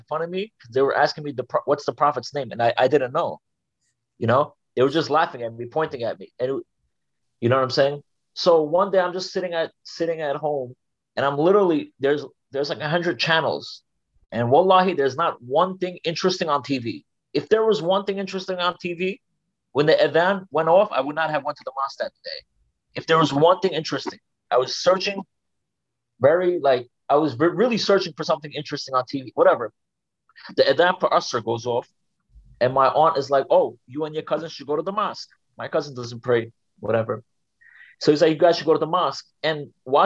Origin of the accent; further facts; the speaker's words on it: New York City, New York, United States; also born or lived in Turkey; I'm from Brooklyn, New York. I came here when I was 3 years old from Turkey, and I pretty much got raised here